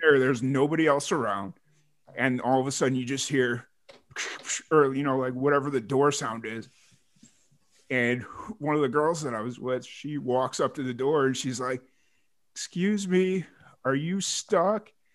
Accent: Lansing, Illinois, United States; moved away; I lived in Lansing, Illinois for majority of my life

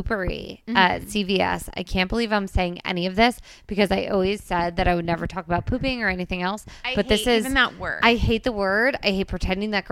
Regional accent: New Jersey, United States; moved away; I'm from New Jersey

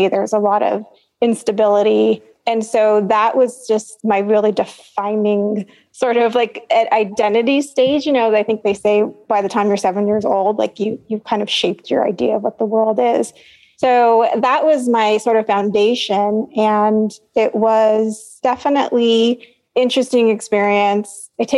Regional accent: San Jose, California, United States; also born or lived in Los Angeles; now in Santa Cruz, United States; I was actually born in Los Angeles. And then before I was 1 year old, we moved back to San Jose. So like East San Jose, where my parents were from

